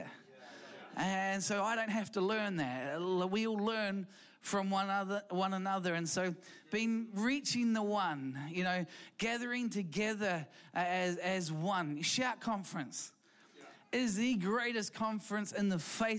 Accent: New Zealand; also born or lived in London; we came from Equippers Church in London. And we came back to New Zealand

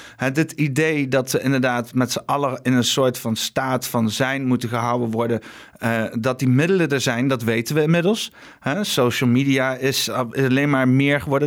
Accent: Netherlands; de klei waar ik geboren ben

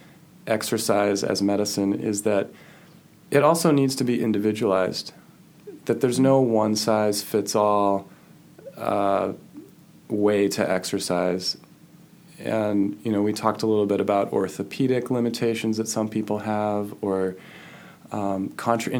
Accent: New Hampshire, United States; now in Midwest, United States; I grew up in New Hampshire

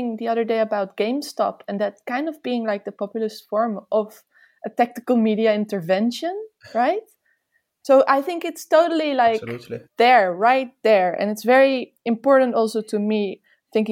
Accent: Amsterdam, North Holland, Netherlands; I'm from Amsterdam

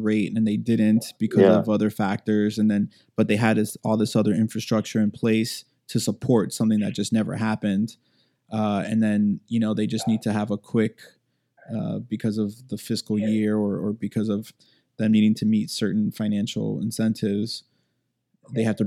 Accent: United States; I'm a first generation American

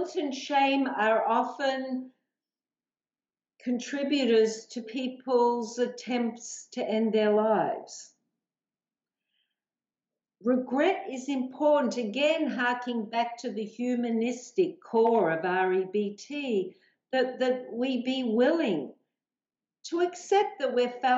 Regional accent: Australia; accent: Aussie

